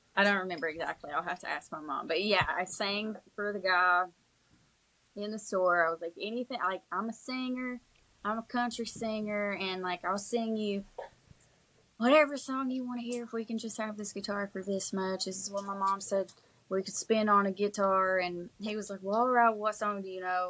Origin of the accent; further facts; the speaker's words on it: East Kentucky, United States; moved away as an adult; now in Tennessee, United States; I hadn't been born and raised in in East Kentucky